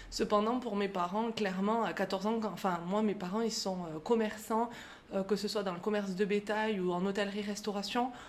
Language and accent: French; France; now in Clermont-Ferrand, France; Euh, je vis à Clermont-Ferrand, et je suis originaire du beau plateau de l'Aubrac.